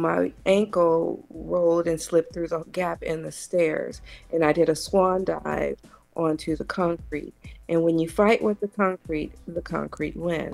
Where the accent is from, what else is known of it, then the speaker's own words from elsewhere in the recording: Compton, California, United States; growing up in Compton was definitely challenging and difficult.